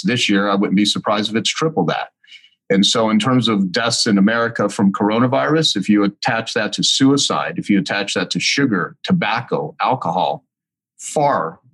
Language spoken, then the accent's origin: English; El Paso, Texas, United States; I was born in El Paso, Texas